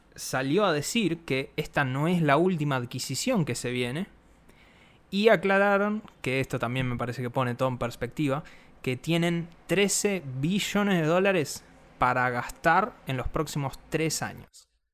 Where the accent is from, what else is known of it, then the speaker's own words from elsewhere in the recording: Argentina; nosotros siendo argentinos